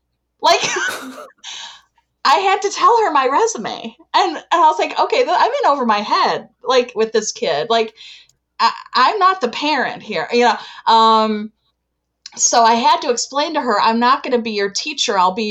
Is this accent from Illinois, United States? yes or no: yes; Chicago, Illinois, United States; I am from Chicago, Illinois.